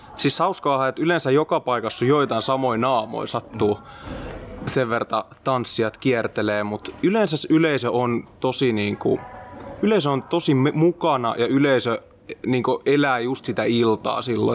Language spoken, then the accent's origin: Finnish; Mynämäki, Southwest Finland, Finland; mä ja meidän kiipparisti Siiri ollaan alun perin sieltä